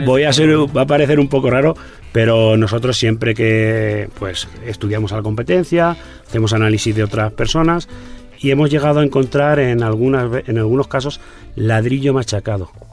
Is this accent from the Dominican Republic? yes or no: no; Castilla-La Mancha, Spain; en Castilla-La Mancha, en mi tierra